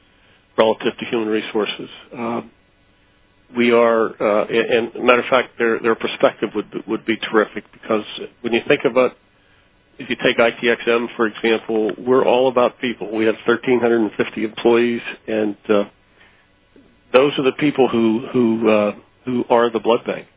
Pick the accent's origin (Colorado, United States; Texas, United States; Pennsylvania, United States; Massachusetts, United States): Pennsylvania, United States; Pittsburgh; I was born and raised in Pittsburgh and lived here practically all my life